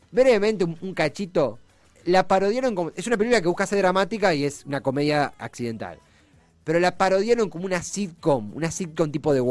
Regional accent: Argentina; Yo también soy argentino, hincha de boca.

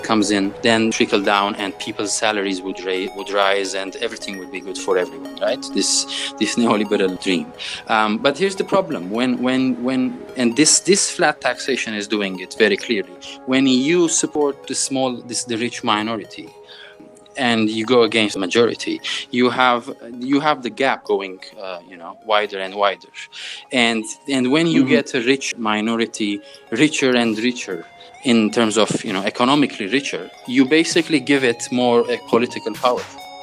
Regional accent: Beirut, Beirut Governorate, Lebanon; moved away as an adult; also born or lived in Oxford, United Kingdom / Armenia; I was born in Beirut, Lebanon, so I'm a diasporic Armenian myself. In 1991, until I was 21, I was in Beirut

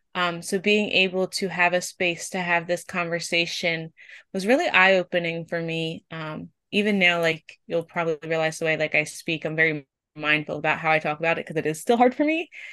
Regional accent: Pennsylvania, United States; I am from Pennsylvania in the United States.

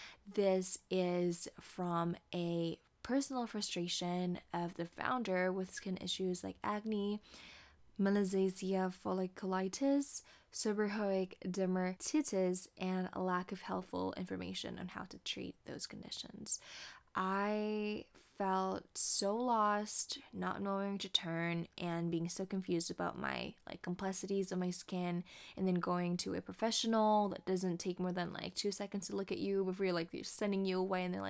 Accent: Indonesia; moved away as an adult; also born or lived in Jakarta; now in California, United States; I am from Indonesia

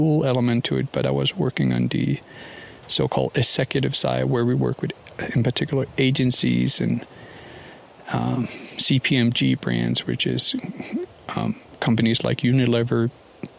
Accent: Copenhagen, Capital Region of Denmark, Denmark; moved away as an adult; also born or lived in Paris / Hong Kong / London; I'm from Denmark, born and raised in Copenhagen, spent the first 20 year plus years or so there.

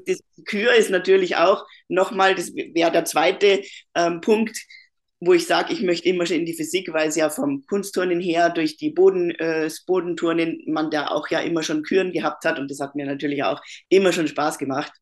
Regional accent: Bavaria, Germany; moved away as an adult; also born or lived in Upper Austria, Austria; now in Austria; ich bin aus Deutschland, bin äh, aus Bayern und lebe aber seit sechs Jahren in Österreich.

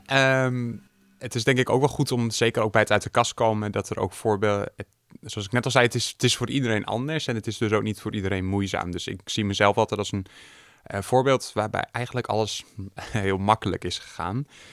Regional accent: Groningen, Netherlands; also born or lived in Hoogeveen; Geboren en getogen in Groningen met een korte uitstap naar Hoogveen.

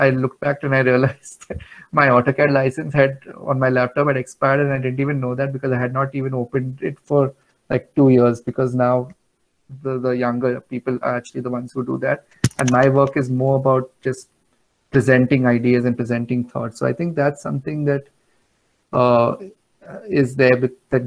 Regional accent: Mumbai, Maharashtra, India; I am from Bandra and Mumbai

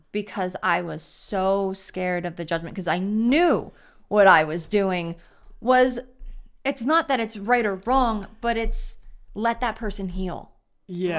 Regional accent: Baltimore, Maryland, United States; growing up in Baltimore, private school

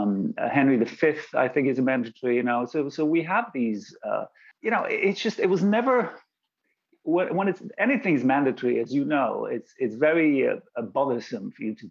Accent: London, United Kingdom; also born or lived in Bulgaria; But I was actually born in Bulgaria. I was born in Bulgaria. And then we moved to London where I went to school. And then I actually moved back to Bulgaria for a little bit

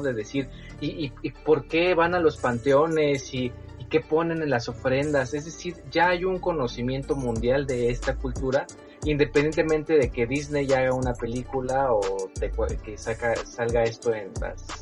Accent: Mexico; como mexicanos la compartimos

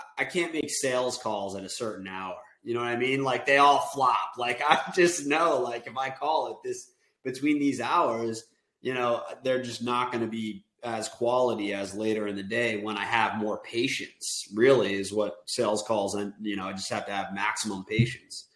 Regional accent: West Windsor, New Jersey, United States; I grew up in West Windsor.

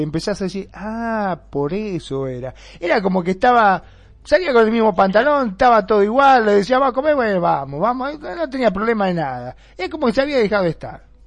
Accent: Argentina; en mi país también, en Argentina

